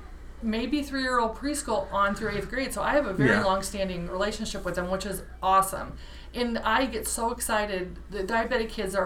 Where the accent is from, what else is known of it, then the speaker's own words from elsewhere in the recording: Morning Sun, Iowa, United States; I am from Morning Sun, Iowa, little dinky town. My husband is also from Morning Sun.